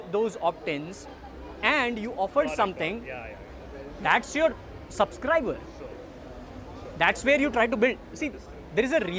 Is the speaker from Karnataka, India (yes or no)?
no; Ahmedabad, Gujarat, India; I'm from Ahmedabad, Gujarat, but I keep traveling Mumbai, Pune for my business